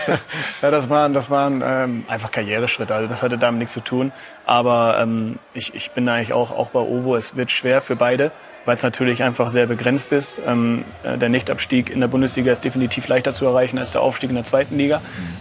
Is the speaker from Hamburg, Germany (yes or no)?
yes; Hamburg, Germany; moved away; also born or lived in Bremen; beim HSV, das ist meine Geburtsstadt. Das ist der Verein, mit dem ich mich eigentlich von klein auf äh, identifiziert habe